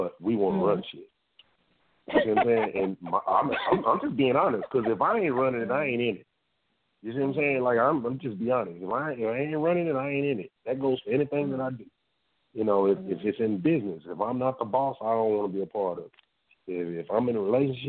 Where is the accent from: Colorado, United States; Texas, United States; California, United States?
Texas, United States; Dallas; born or raised there